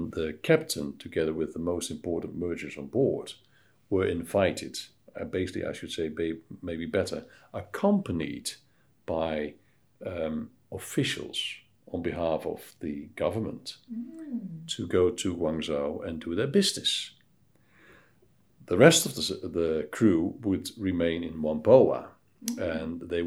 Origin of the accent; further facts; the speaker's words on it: Nijmegen, Gelderland, Netherlands; moved away as an adult; also born or lived in United States / Amsterdam, Netherlands; now in Hong Kong; I grew up in Nijmegen, that's surrounded by two major rivers